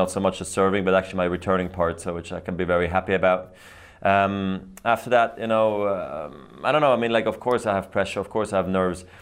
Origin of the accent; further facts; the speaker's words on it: Basel, Basel-Stadt, Switzerland; here in my hometown